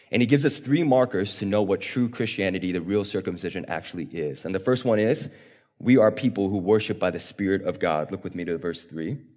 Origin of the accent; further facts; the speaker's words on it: South Korea; born there; I was born in South Korea, and a few years ago, we got the opportunity to travel back to South Korea